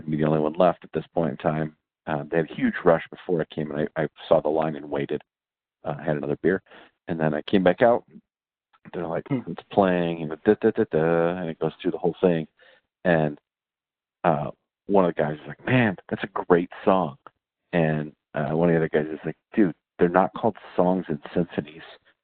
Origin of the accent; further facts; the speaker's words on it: Michigan, United States; I grew up in Michigan in the church